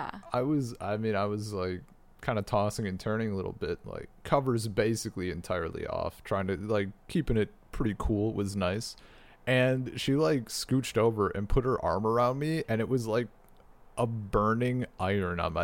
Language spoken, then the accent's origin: English; United States; moved away; as a American used to comfortable indoor climates